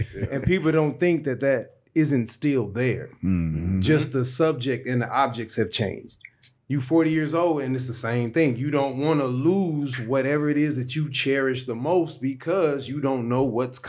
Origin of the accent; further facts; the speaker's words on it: St. Louis, Missouri, United States; I'm from St. Louis. You know what I'm saying? Like, I grew up with, it is what it is. You know, I had the red hat, I'm dark skinned